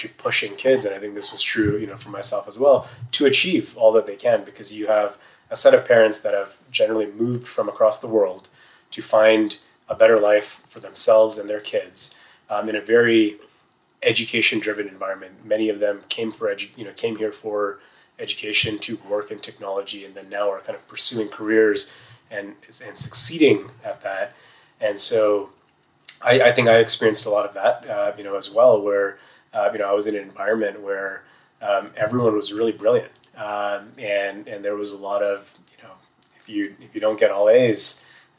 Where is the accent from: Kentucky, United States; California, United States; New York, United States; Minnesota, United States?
California, United States; Bay Area; growing up in the Bay Area